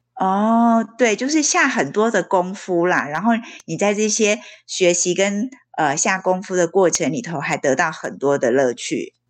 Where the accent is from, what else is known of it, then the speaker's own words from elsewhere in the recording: Taiwan; 你跟我一样是在台湾受教育，然后国小、国中、高中到大学